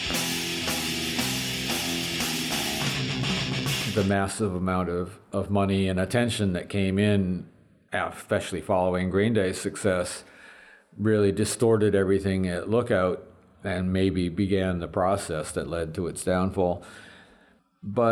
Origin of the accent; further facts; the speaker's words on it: Detroit, Michigan, United States; moved away; we're just schmucks from Detroit.